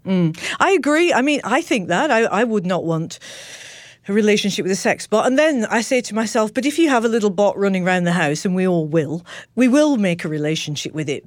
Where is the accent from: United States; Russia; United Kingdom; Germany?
United Kingdom; Manchester, North West England; I was born in Manchester